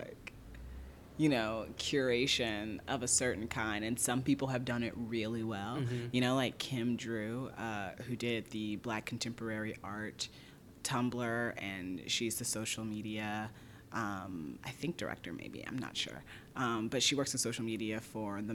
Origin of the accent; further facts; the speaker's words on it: Fort Wayne, Indiana, United States; moved away; I grew up in Fort Wayne, Indiana